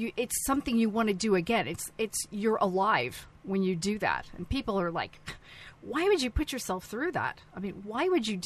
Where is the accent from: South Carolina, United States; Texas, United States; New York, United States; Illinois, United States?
New York, United States; North Syracuse; moved away; I grew up in North Syracuse, New York.